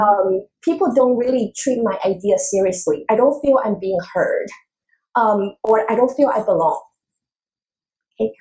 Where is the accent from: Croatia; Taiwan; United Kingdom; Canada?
Taiwan; moved away; I was growing up in Taiwan